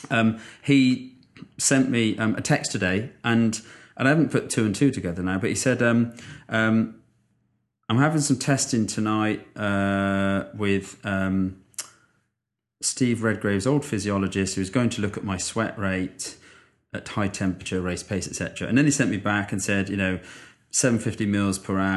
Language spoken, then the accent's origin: English; United Kingdom; as a Brit, this was a little bit testing